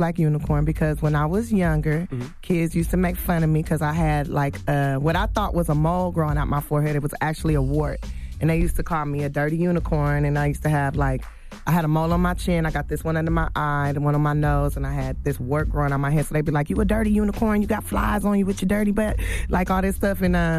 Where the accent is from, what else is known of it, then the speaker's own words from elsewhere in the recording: Los Angeles, California, United States; I'm from South Central, like, and we start comparing our hoods